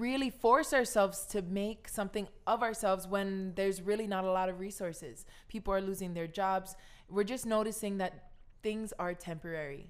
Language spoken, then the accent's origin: English; Kahaluu, Hawaii, United States; moved away as an adult; also born or lived in Minnesota; I came from Kahaluu, my grandparents, my, my, I'm Chinese Hawaiian family.